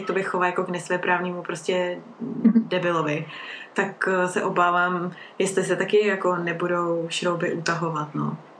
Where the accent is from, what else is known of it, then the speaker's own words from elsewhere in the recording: Czechia; u nás v Čechách